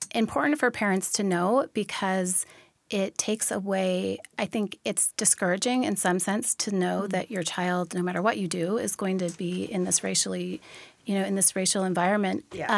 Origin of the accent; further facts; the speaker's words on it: Olympia, Washington, United States; also born or lived in Tacoma, Washington; I'm originally from Tacoma here. I grew up in the Olympia area and then moved back here in 2008 after college